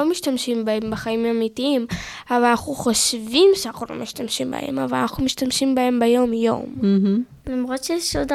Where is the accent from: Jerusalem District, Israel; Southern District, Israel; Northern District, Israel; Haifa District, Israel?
Jerusalem District, Israel; Jerusalem; ואני באה מירושלים.